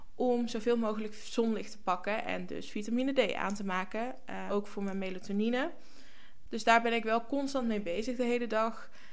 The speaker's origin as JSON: {"language": "Dutch", "region": "North Brabant", "country": "Netherlands", "moved": "as an adult", "lives_now": "Norway", "said": "voor mij als Brabander"}